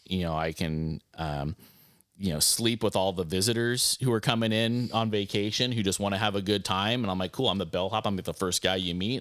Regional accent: Arizona, United States; a guy growing up in Arizona

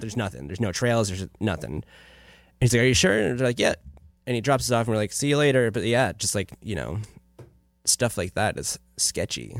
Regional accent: Afton, New York, United States; moved away; I'm originally from a tiny, no stoplight town in upstate New York

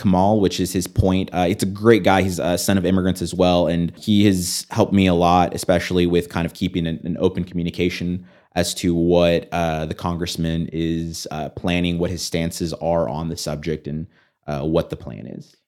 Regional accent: United States; I grew up as an American and I, I have American values

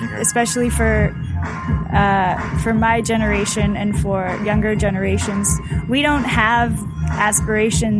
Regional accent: Toronto, Ontario, Canada; I'm from Toronto.

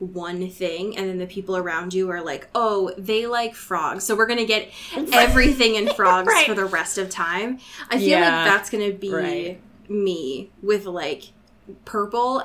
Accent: Portland, United States; my hometown of Portland

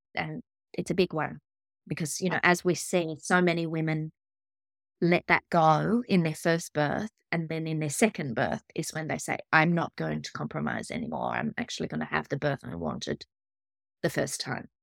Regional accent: Australia; I'm Australian.

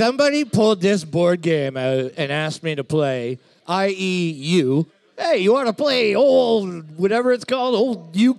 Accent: Ireland; As an Irish person

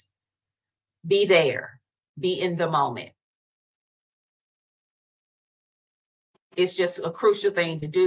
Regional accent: the South, United States; I'm from the South

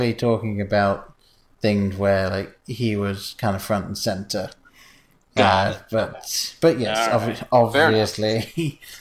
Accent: England, United Kingdom; moved away; I was growing up in England

